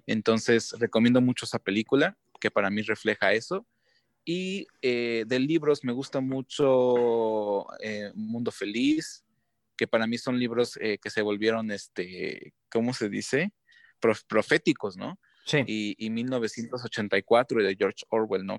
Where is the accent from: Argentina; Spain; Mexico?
Mexico; los mexicanos